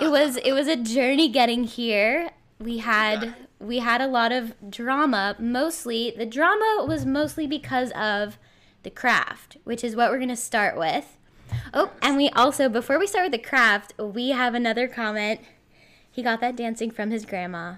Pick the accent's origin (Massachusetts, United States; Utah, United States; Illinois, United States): Massachusetts, United States; Somerville; I'm from Somerville, so technically not Boston, but one four miles away.